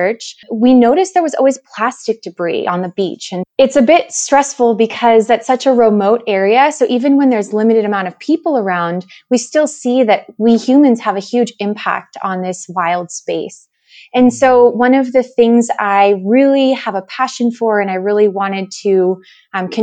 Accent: California, United States; moved away; I'm originally from California

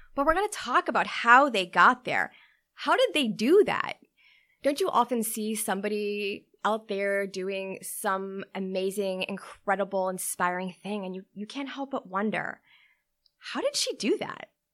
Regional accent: Newton, Massachusetts, United States; I grew up in Newton, Massachusetts with my parents

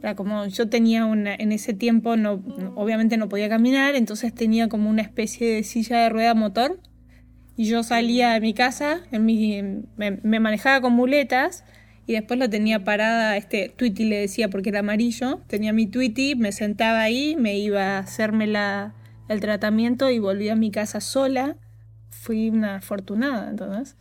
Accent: Concordia, Entre Ríos, Argentina; moved away as an adult; now in Los Angeles, United States; soy de Entre Ríos y viste que en los pueblos chicos nos conocemos todos

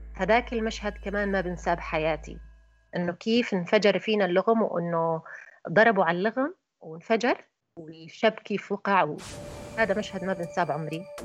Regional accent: Raqqa, Raqqa Governorate, Syria; من الرقة

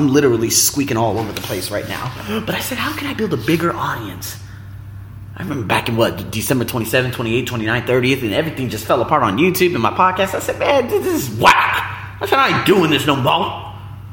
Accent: United States; moved away as an adult; now in Thailand

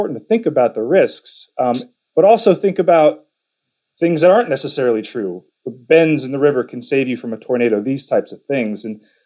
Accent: Muncie, Indiana, United States; I grew up in Muncie, Indiana, and spent a lot of time there

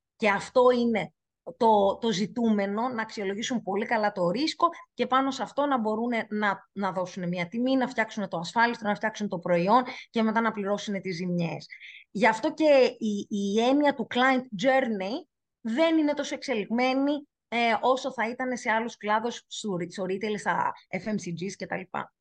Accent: Greece; εγώ είμαι Ελληνίδα και το τιμώ και αγαπώ πάρα πολύ τη χώρα μας

